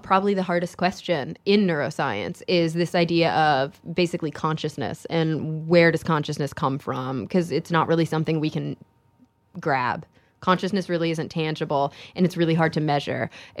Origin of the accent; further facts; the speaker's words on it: Texas, United States; moved away; It was a really tough move for somebody who had been growing up in Texas.